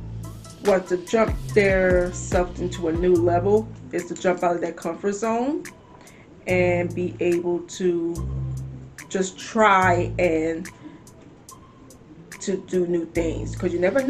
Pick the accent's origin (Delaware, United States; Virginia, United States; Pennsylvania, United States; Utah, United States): Pennsylvania, United States; Chester; also born or lived in Philadelphia suburbs; I'm originally born in Chester, but I'm actually living in the burbs of in Philly